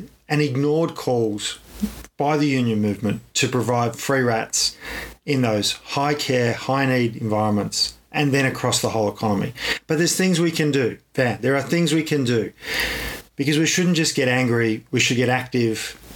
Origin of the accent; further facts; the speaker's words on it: Ballarat, Victoria, Australia; I grew up in Ballarat. And come from Ballarat